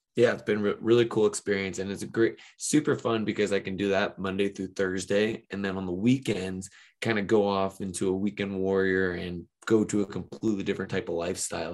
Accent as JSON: {"language": "English", "town": "Ventura", "region": "California", "country": "United States", "tie": "born or raised there", "said": "I grew up here in Ventura, California, which is about an hour north of Los Angeles."}